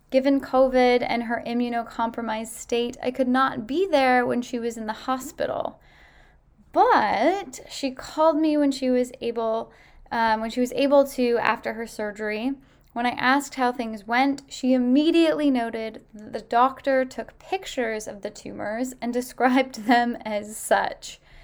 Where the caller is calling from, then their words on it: Ottawa, Ontario, Canada; I'm calling from Ottawa, Ontario, for your well-established and much-anticipated segment